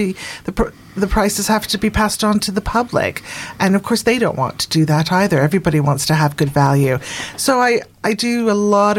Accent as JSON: {"language": "English", "country": "Canada", "moved": "as an adult", "lives_now": "Bournemouth, United Kingdom", "said": "I'm actually Canadian, but I am English by connection with my family."}